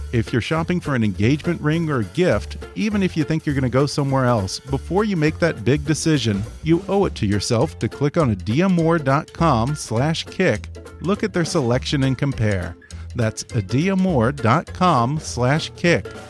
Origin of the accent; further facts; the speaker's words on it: Texas, United States; as a Texan